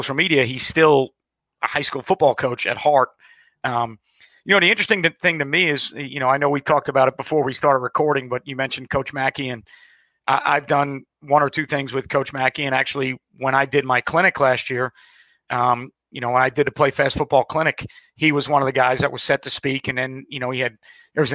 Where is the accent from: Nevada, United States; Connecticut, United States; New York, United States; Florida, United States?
New York, United States; Long Island; now in Jacksonville, United States; I grew up in New York. I'm a Long Island guy